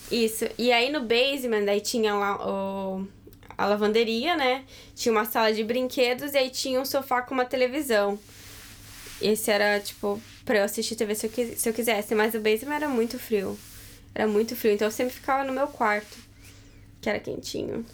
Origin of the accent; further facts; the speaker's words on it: Rio Grande do Sul, Brazil; moved away; eu tô acostumada com frio, porque lá no Rio Grande do Sul, no inverno, é bem frio